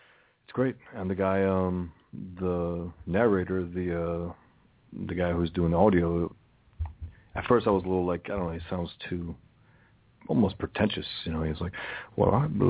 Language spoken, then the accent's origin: English; New York City, New York, United States; I was born and raised in the Bronx, Albanian and English, probably more Albanian than English for a number of years